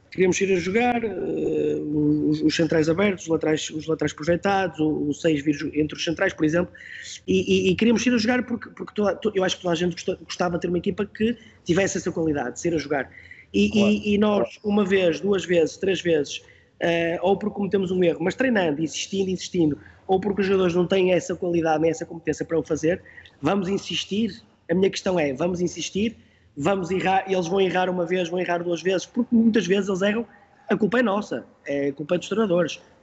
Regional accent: Porto, Norte, Portugal; eu sou do Porto

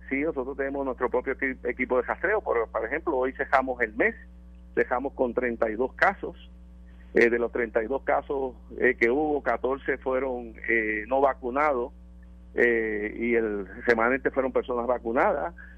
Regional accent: Puerto Rico; nos distinguen como pueblo puertorriqueño

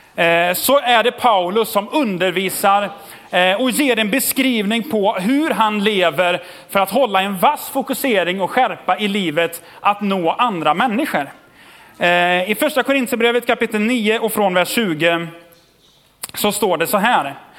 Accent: Tidaholm, Västra Götaland, Sweden; Jag är uppvuxen i Tidaholm

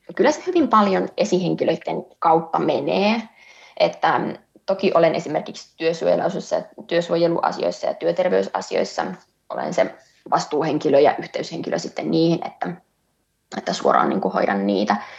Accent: North Ostrobothnia, Finland; Pohjois-Pohjanmaalle, Pohjois-Suomeen, mistä itse olen kotoisin

